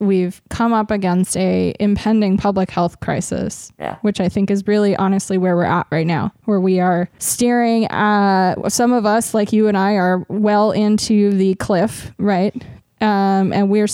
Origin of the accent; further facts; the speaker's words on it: Los Angeles, California, United States; moved away; I grew up in Los Angeles